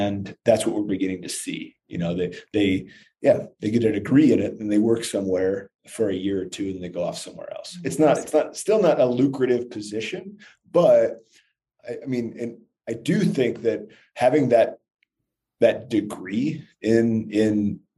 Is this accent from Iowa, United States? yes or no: yes; Columbus Junction, Iowa, United States; now in Denver, United States; I am from Columbus Junction. So it's just south of Iowa City.